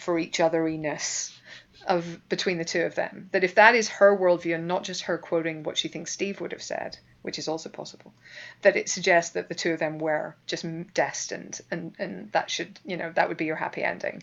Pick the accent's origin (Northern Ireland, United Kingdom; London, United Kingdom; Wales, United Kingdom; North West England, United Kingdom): Northern Ireland, United Kingdom; moved away; I'm Northern Irish